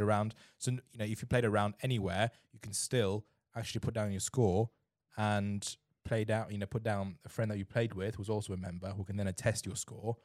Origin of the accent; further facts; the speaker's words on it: Germany; also born or lived in China; now in England; I grew up in Germany